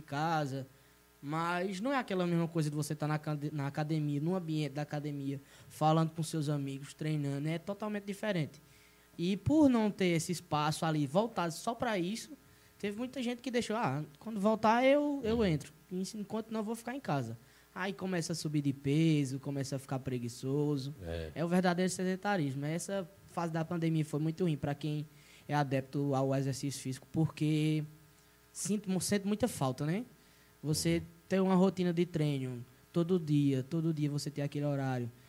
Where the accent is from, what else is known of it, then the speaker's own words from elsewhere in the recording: Monteiro, Paraíba, Brazil; also born or lived in Campina Grande; Sou, sou, sou nascido e criado de Monteiro de berço aqui mesmo